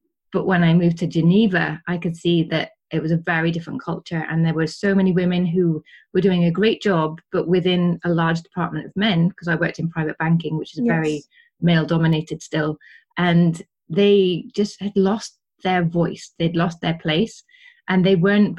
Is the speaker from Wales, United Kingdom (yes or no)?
yes; Wales, United Kingdom; first language English; moved away as an adult; now in Switzerland; I'm Welsh.